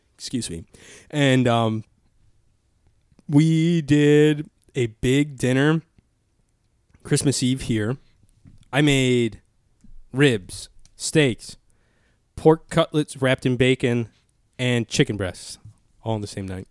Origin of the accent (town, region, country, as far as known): Chicago Heights area, Illinois, United States; born or raised there